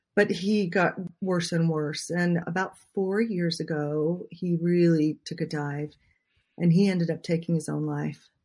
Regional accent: Utah, United States; I grew up in Utah.

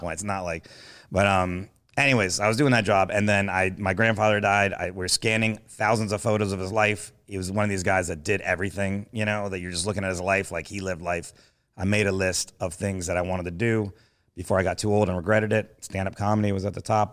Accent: Miami, Florida, United States; I'm from Miami

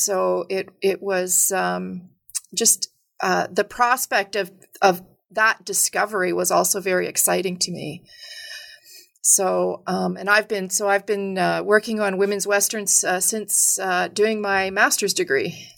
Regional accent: Edmonton, Alberta, Canada; I grew up in, uh, a sort of middle-sized city in, um, Alberta called Edmonton

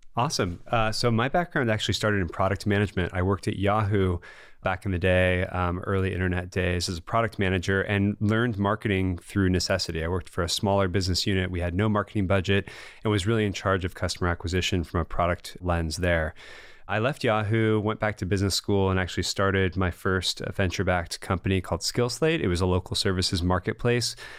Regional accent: Bay Area, California, United States; I'm a Californian and a Bay Area na-, native

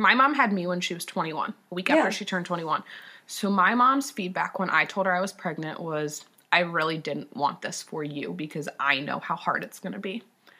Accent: Ohio, United States; I grew up in Ohio.

